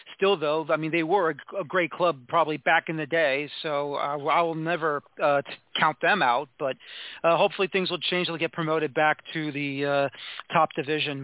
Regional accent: New York City, New York, United States; I am from New York City

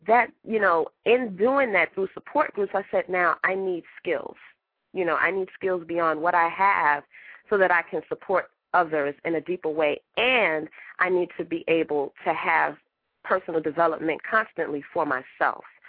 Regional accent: New York City, New York, United States; I'm from Brooklyn

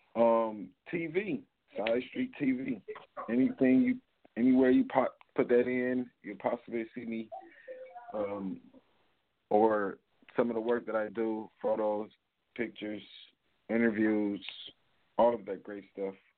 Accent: Cleveland, Ohio, United States; I am from Cleveland, Ohio.

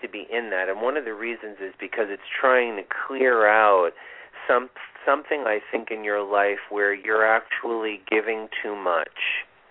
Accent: Vista, New York, United States; I grew up right near there, up in oh. Vista. You know Vista, New York.

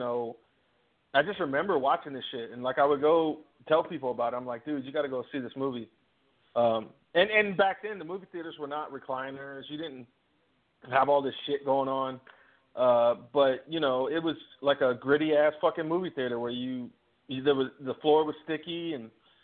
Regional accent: Virginia, United States; I grew up in Virginia

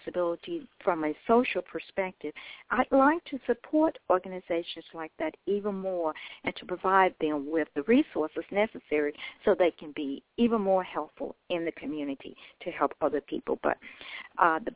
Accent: Memphis, Tennessee, United States; I was born in Memphis, Tennessee, as I said. It's always been my home

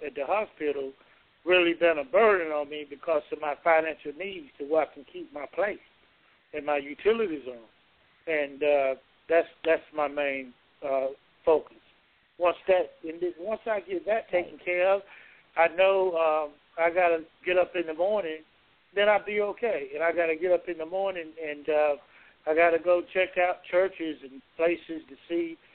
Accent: Georgia, United States; my hometown here

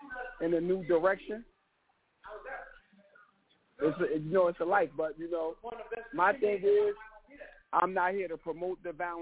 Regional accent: New Jersey, United States; moved away as an adult; also born or lived in Miami / Georgia; growing up in Jersey

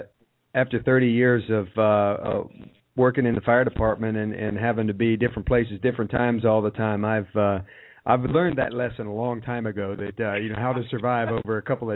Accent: Ohio, United States; moved away; being a Buckeye, I'm always happy to get back to my home state.

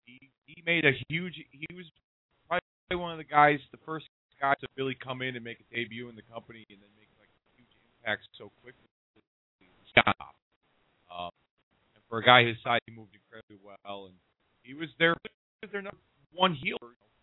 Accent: Hartford, Connecticut, United States; my hometown of Hartford, Connecticut.

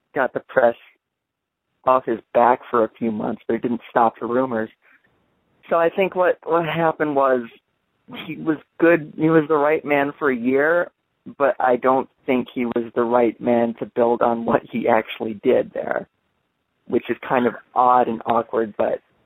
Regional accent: Detroit, Michigan, United States; I'm from Detroit, Michigan. I have I'm I have English heritage

